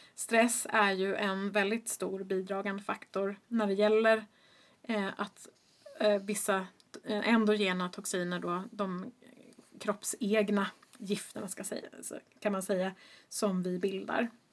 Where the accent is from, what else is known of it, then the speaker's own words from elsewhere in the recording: Stockholm, Stockholm County, Sweden; also born or lived in Boston, United States; jag är ju uppvuxen i Stockholm